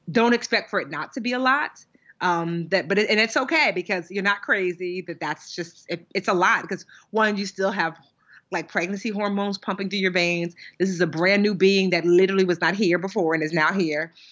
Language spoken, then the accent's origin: English; Nigeria; as much as a Nigerian child can be a troublemaker because you know there's only but so much that your parents will allow